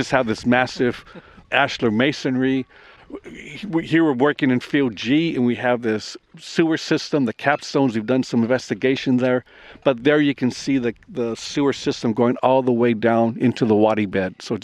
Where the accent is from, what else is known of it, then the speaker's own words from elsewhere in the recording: California, United States; I'm from California